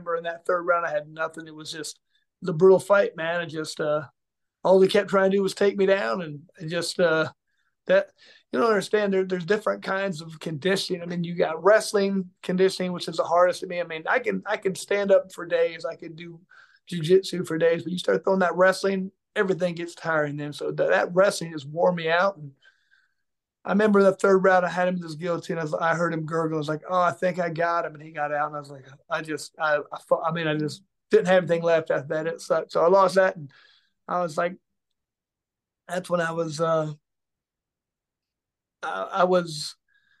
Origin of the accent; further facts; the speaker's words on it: Indianapolis, Indiana, United States; my hometown